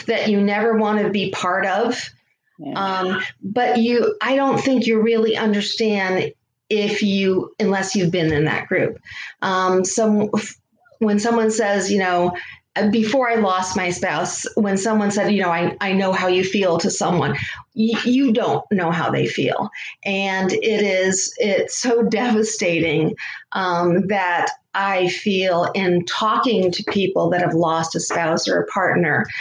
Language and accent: English; Connecticut, United States; moved away as an adult; now in Florida, United States; I grew up in Connecticut